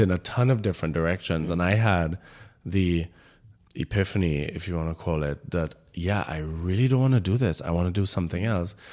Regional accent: Trinidad & Tobago; moved away as an adult; now in Berlin, Germany; I in Trinidad had my experience as a Trinidadian

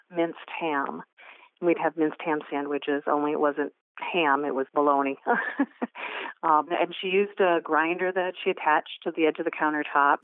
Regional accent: Midwest, United States; now in Orange Park, United States; I grew up in the Midwest

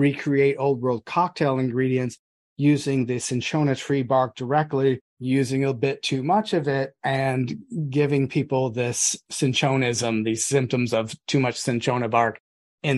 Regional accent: United States; I'm also American

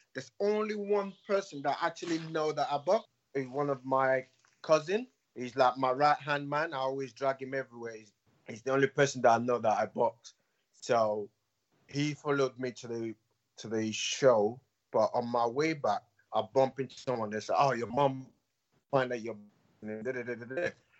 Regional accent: Nigeria; As a Nigerian, African parents don't want their children to have anything to do with boxing. The perception of boxing in Nigeria is not great.

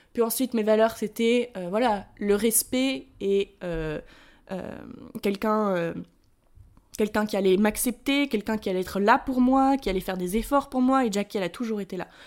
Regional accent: France; accent: French; moved away as an adult; also born or lived in United States; je suis la française, tu vois, qui euh, j'arrive de France, euh, j'ai déménagé aux États-Unis, j'ai encore mon accent français

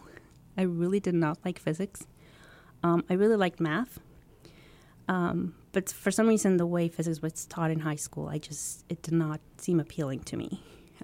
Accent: Mexico; moved away as an adult; now in United States; I grew up in Mexico, and I am the eldest

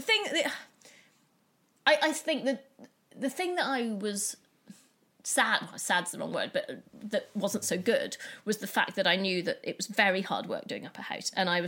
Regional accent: Scotland, United Kingdom; my parents are English and I was born in Scotland and brought up there.

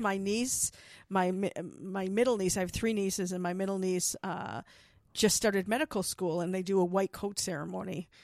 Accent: Milwaukee, Wisconsin, United States; now in Tucson, United States; my hometown

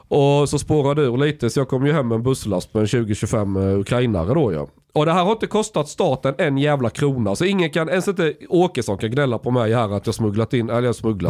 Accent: Sweden; när jag växte upp i Sverige. Alltså jag är uppvuxen verkligen på landet

